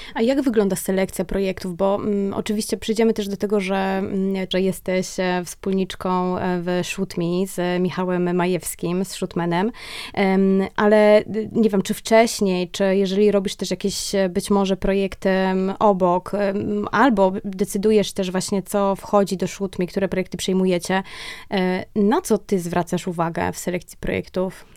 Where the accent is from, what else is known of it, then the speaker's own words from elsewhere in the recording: Kraków, Lesser Poland, Poland; obie jesteśmy z Krakowa